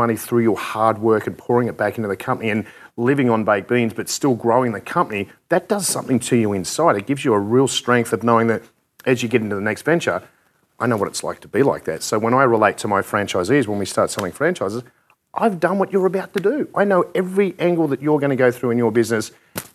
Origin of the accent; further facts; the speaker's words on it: Australia; we're from Australia.